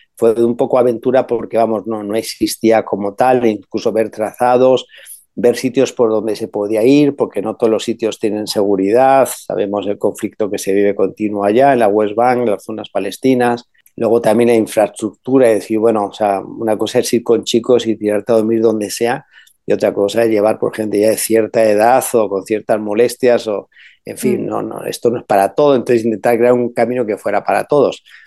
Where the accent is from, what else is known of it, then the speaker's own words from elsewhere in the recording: Spain; also born or lived in Argentina / Brazil / Israel; como español y como sacerdote.